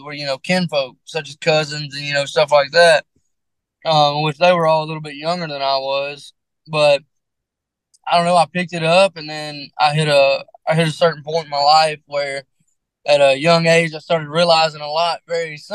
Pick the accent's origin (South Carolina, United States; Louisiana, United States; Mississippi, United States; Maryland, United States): Mississippi, United States; I'm from small town Mississippi